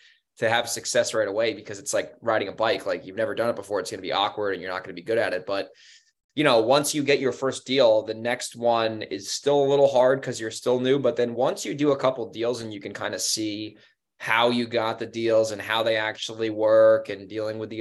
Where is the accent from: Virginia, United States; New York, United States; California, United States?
New York, United States; Newburgh; moved away as an adult; now in San Diego, United States; Newburgh, New York, where the area I grew up in. I grew up in the Hudson Valley.